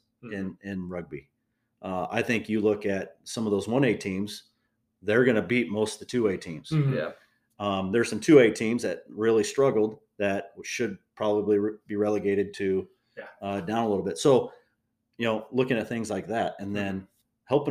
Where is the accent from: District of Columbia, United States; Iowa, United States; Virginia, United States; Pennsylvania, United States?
Iowa, United States; Fort Dodge; where I grew up in the Fort Dodge